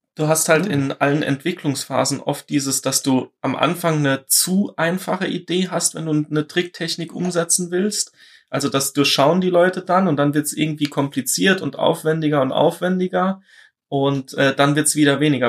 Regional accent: Saarland, Germany; ich bin aus dem Saarland.

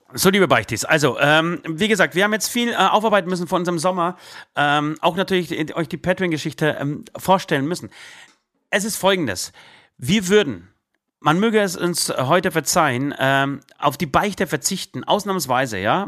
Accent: Poland; now in Germany; ich komme aus Polen

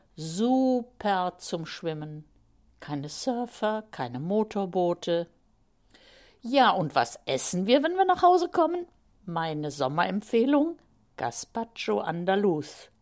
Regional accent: Remscheid, North Rhine-Westphalia, Germany; now in Bonn, Germany; in meiner Heimatstadt Remscheid. Ich war so zwölf Jahre alt

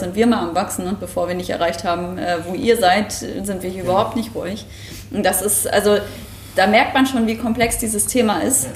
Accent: Mecklenburg-Vorpommern, Germany; moved away as an adult; now in Hamburg, Germany; ich komme aus MacPom vom Dorf

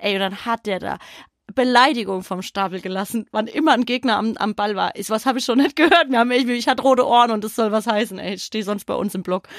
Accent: Frankfurt, Hesse, Germany; bei uns in Frankfurt

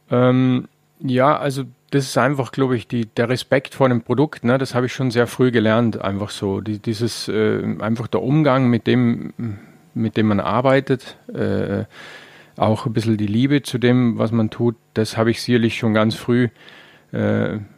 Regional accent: Vorarlberg, Austria; Ne, speziell in Vorarlberg, wo ich herkomme, war es ja auch relativ arm, sehr lange auch.

